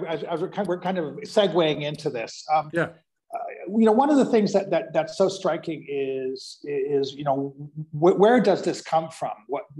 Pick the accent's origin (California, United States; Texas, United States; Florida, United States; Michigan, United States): California, United States; Orange County; I'm from Orange County, where you know, John Wayne Airport. You know, oh, yeah. And so, and both my parents were in the army.